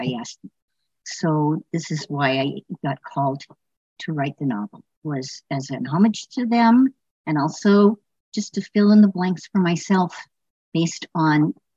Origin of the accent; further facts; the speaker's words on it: Los Angeles, California, United States; I grew up in Los Angeles